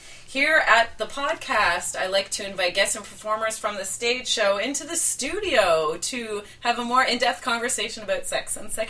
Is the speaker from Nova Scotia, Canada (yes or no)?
no; Dundas, Ontario, Canada; also born or lived in Hamilton; I grew up in Dundas.